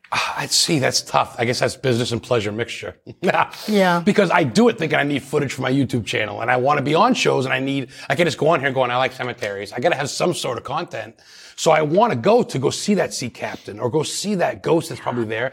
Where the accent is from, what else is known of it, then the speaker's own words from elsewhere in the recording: Lisbon, Maine, United States; growing up in Lisbon, Maine